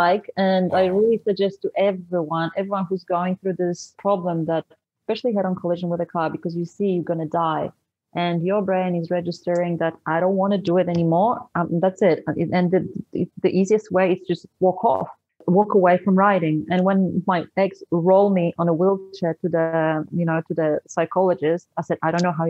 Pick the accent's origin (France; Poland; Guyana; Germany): Poland; first language Polish; English is a second language; moved away as an adult; also born or lived in Sydney, Australia; I was born in Poland. I immigrated to Australia in 2005. I lived there for 12 years.